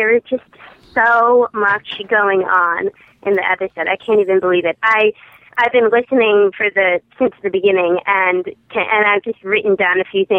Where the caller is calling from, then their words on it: Fairfax, Virginia, United States; from Fairfax, Virginia.